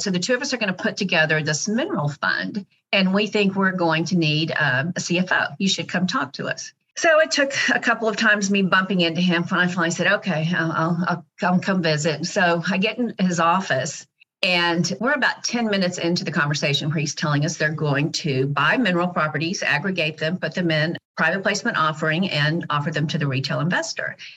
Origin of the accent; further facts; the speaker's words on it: Dallas, Texas, United States; So I'm actually a native Dallasite, second generation